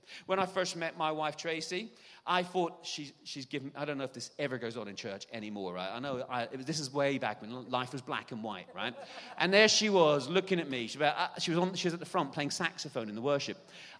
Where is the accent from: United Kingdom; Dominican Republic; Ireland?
Ireland; moved away; We moved to England, and England was beautiful. It's actually about 5 or 6 degrees warmer in the south of England than it is in Ireland.